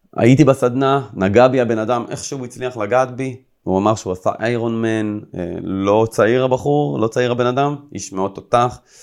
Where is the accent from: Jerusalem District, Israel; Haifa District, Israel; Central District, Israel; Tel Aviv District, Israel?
Central District, Israel; Rishon LeZion; also born or lived in Herzliya; הייתי גר במערב ראשון, כל החברים שלי היו גרים במזרח, אני עברתי מהרצליה לראשון לציון